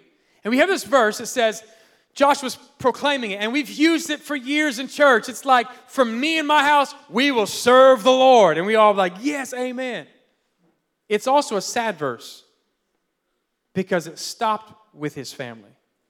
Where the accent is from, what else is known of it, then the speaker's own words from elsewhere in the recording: Philippines; born there; I was born in the Philippines, and then my parents, and grandpa's, uncles, cousins, they're all, it's like the mafia.